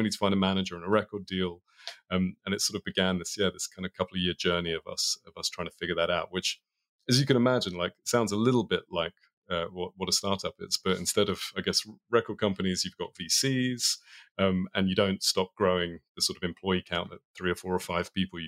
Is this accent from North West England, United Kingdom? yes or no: no; London, United Kingdom; Yeah, I mean, if you've spent any time in London, it was a lot of rain, a lot of talking about football, a lot of eating bad English food.